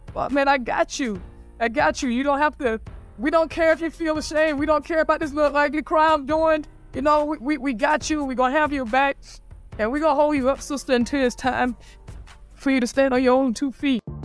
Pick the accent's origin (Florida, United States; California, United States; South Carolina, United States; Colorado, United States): Florida, United States; St. Augustine; I grew up in Saint Augustine, Florida